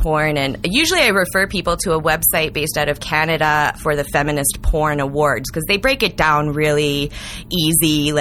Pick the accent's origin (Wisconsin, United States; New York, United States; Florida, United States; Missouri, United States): Missouri, United States; St. Louis; also born or lived in Iowa; now in Denver, United States; I'm originally from St. Louis and went to college in Iowa. And then I've been in Colorado 7 years, Denver for two of those